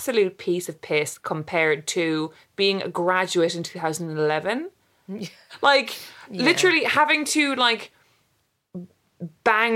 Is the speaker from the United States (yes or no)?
no; Cork, Munster, Ireland; moved away as an adult; also born or lived in London; I grew up in Cork and then I went to university in Cork